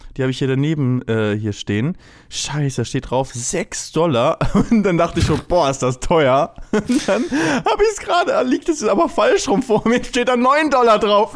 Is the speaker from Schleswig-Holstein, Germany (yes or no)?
yes; Lübeck, Schleswig-Holstein, Germany; ich komme ja aus Lübeck